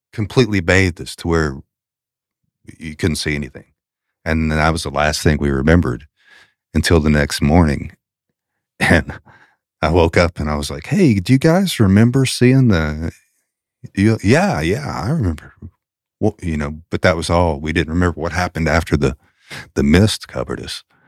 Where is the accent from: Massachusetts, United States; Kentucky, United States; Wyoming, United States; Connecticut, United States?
Kentucky, United States; Lexington; moved away as an adult; also born or lived in Daniel Boone National Forest area, Kentucky; I grew up in Lexington